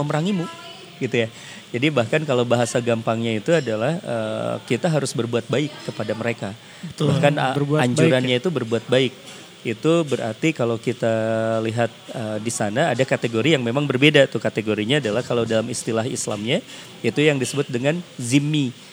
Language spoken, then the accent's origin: Indonesian; West Java, Indonesia; saya orang Sunda